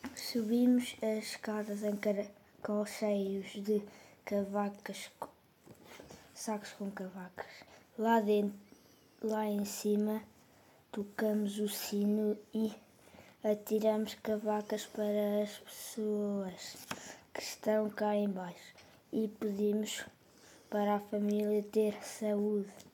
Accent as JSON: {"language": "Portuguese", "town": "Aveiro", "region": "Centro", "country": "Portugal", "tie": "born or raised there", "said": "em Aveiro, cidade onde eu nasci"}